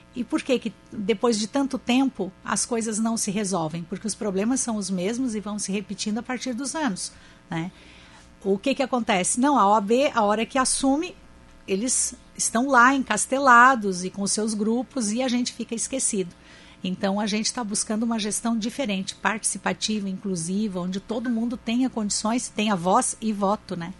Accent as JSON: {"language": "Portuguese", "town": "Criciúma", "region": "Santa Catarina", "country": "Brazil", "said": "eu sou de Criciúma, bem distante da, de Florianópolis"}